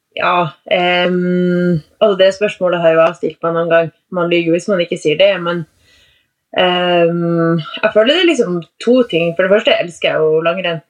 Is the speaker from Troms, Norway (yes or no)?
yes; Tromsø, Troms, Norway; Jeg er jo fra Tromsø. Fra selve Tromsø Tromsøbya.